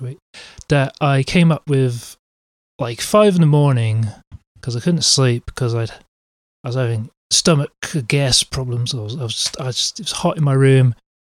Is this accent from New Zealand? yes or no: no; England, United Kingdom; they still don't know that I'm English